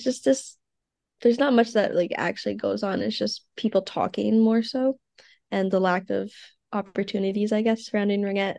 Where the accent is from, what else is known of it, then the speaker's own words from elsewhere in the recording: Regina, Saskatchewan, Canada; moved away; I'm from Canada. I was born in Regina, Saskatchewan, which is in the middle bottom of the country.